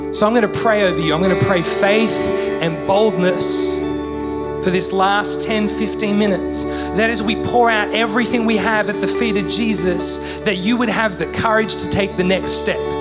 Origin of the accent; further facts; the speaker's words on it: Canberra, Australian Capital Territory, Australia; I'm from Canberra, love my AFL